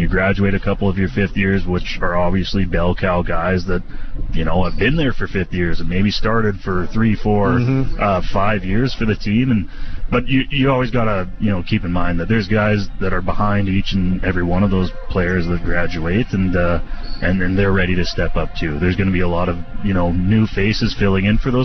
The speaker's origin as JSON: {"language": "English", "town": "Saskatoon", "region": "Saskatchewan", "country": "Canada", "tie": "born or raised there", "said": "my hometown in Saskatoon here"}